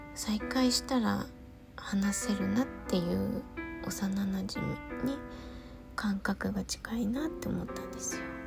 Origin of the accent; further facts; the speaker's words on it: Gunma, Japan; moved away as an adult; ほとんど二十歳まで群馬にいましたけど出てからはねあんまり行かないですね